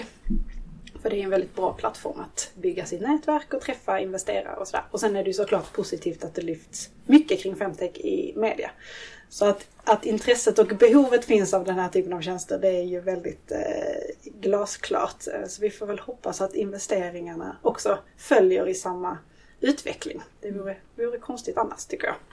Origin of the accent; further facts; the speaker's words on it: Skåne, Sweden; now in Stockholm, Sweden; född och uppvuxen i Skåne men bor numera i Stockholm